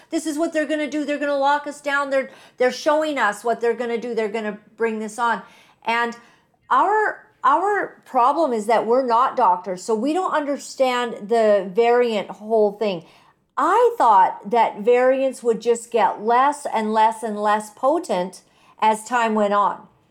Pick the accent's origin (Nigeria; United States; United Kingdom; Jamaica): United States; moved away; being American